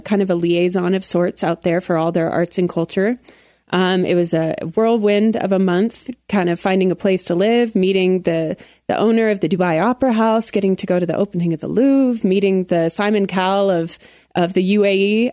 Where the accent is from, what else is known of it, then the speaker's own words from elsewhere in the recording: Colorado Springs, Colorado, United States; I grew up in Colorado Springs